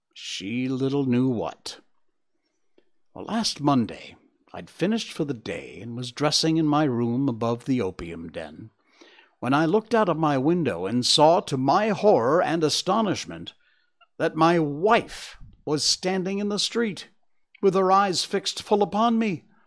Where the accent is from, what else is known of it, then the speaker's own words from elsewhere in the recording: Connecticut, United States; That's my home state.